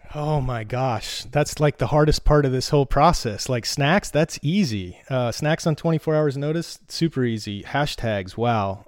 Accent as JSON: {"language": "English", "region": "North Carolina", "country": "United States", "tie": "born or raised there", "moved": "as an adult", "lives_now": "Portland, United States", "said": "I grew up in the mountains of North Carolina"}